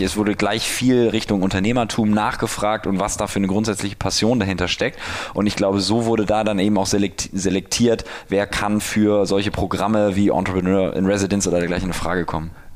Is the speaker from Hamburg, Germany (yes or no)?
yes; Hamburg, Germany; moved away as an adult; now in Berlin, Germany; ich komme aus Hamburg, bin 31